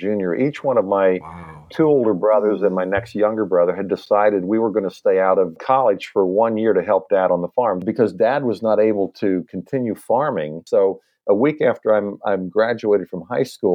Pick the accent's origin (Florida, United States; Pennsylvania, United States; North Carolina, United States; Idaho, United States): Pennsylvania, United States; Lancaster County; now in Nashville, United States; I grew up in Lancaster County, Pennsylvania